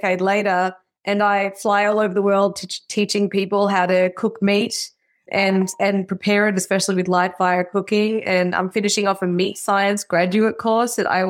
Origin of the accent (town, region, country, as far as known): Melbourne, Victoria, Australia; born or raised there; moved away as an adult; now in Austin, United States